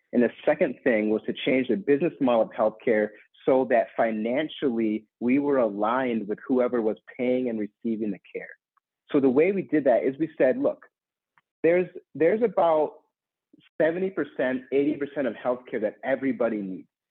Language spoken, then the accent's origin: English; Minneapolis, Minnesota, United States; in my home state of Minnesota and Minneapolis